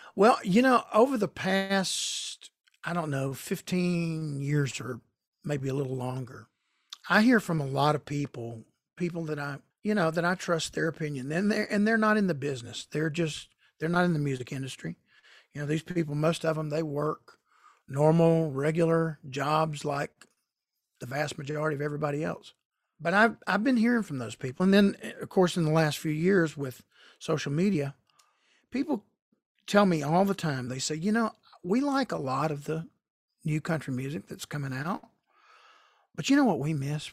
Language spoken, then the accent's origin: English; Marietta, Georgia, United States; my hometown of Marietta, Georgia